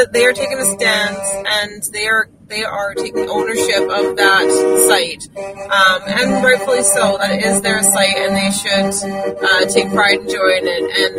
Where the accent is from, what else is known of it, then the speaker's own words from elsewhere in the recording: Canada; I don't know when I lost that feeling of being proud of being a Canadian, but I did somewhere along the lines, and I'm so amazingly thankful to have it back.